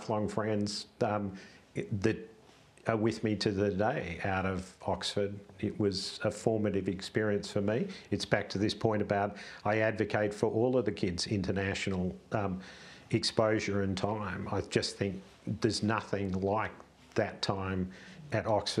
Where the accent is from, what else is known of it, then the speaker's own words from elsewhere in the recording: Australia; I grew up privileged in Australia